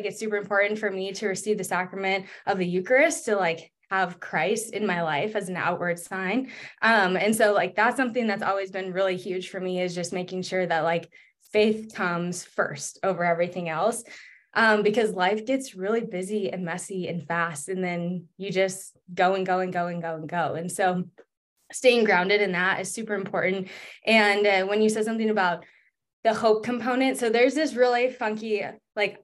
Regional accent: Northern Minnesota, United States; moved away as an adult; also born or lived in North Dakota / Wyoming / California / Colorado; I grew up in Northern Minnesota.

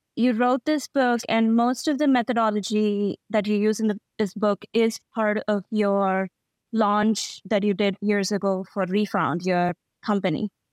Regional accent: India; as an Indian

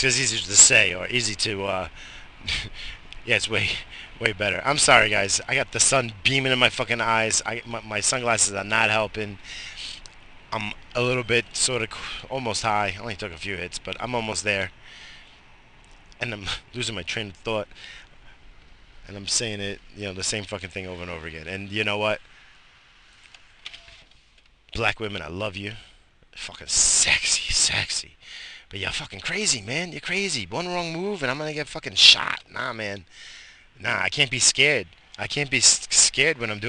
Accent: Brentwood, New York, United States; I grew up in Brentwood, Long Island

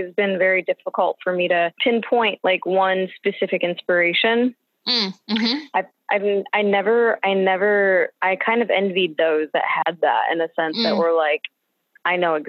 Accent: Detroit, Michigan, United States; moved away; I'm from Detroit originally

